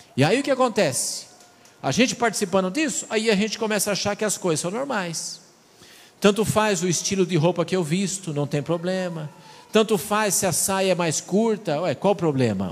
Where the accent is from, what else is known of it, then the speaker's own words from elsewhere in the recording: São Paulo, Brazil; also born or lived in Rio Grande do Sul; now in Mato Grosso do Sul, Brazil; Seja queimado como usa na minha terra. Eu sou de São Paulo, lá uso queimado